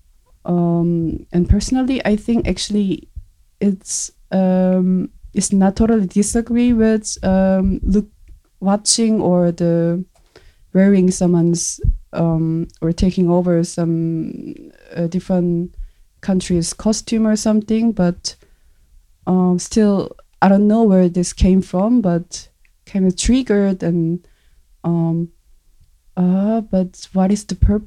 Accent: South Korea; English is a second language; moved away as an adult; now in Germany; I was born in South Korea, I just immigrated to Germany, and it's been 3 years.

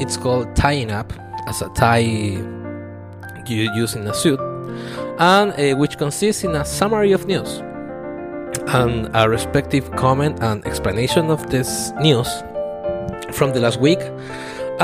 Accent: Chile; I'm from Chile

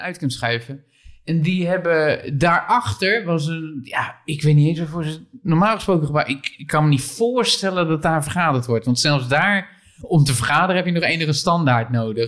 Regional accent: Barneveld, Gelderland, Netherlands; Barneveld, waar ik geboren ben

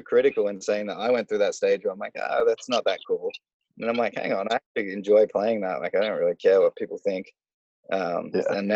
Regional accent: Australia; as an Australian, I would never like swear in front of my parents

